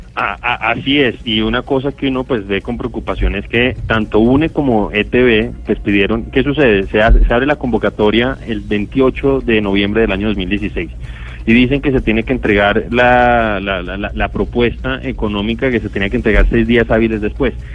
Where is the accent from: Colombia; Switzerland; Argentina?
Colombia; como colombiano